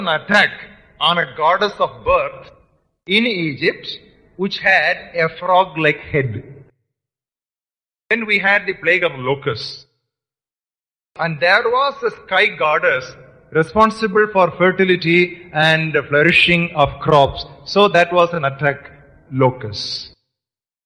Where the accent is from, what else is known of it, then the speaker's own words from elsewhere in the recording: India; for us Indian believers, we have citizenship in India.